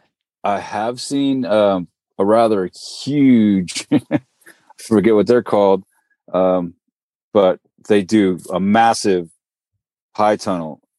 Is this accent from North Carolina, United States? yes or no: no; Marin County, Northern California, United States; moved away; also born or lived in Brentwood, California / Stockton, California; I grew up in Marin County, Northern California, you know, up above the Golden Gate Bridge.